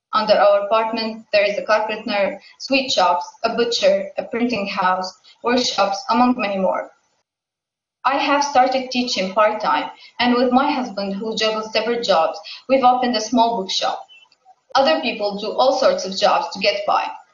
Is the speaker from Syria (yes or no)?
yes; Homs, Homs Governorate, Syria; I was born and raised in Homs, a city in the central western part of Syria, and I've always lived here